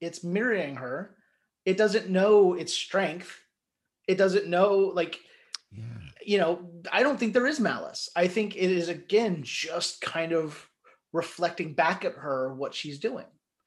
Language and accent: English; Northern Kentucky, United States; I grew up in Northern Kentucky